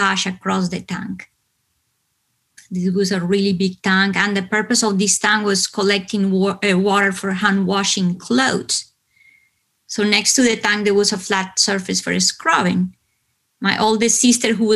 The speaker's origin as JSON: {"language": "English", "region": "Bogotá", "country": "Colombia", "tie": "born or raised there", "moved": "yes", "said": "because I come from Colombia, I come from hot weather country, right? But Bogotá is located high up in the Andes"}